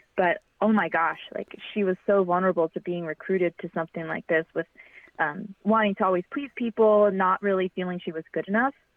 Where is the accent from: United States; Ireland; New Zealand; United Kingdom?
United States; Fremont, California; I'm from Fremont, and I still live in Fremont